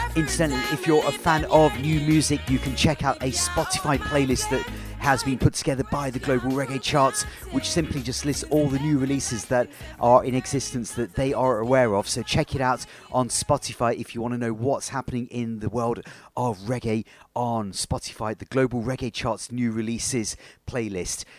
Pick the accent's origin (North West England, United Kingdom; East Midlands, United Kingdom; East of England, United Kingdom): East Midlands, United Kingdom; Leicester; here in my hometown of Leicester